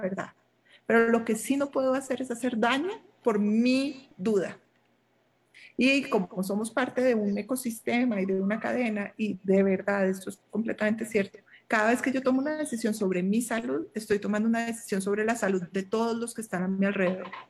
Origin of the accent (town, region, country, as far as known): Colombia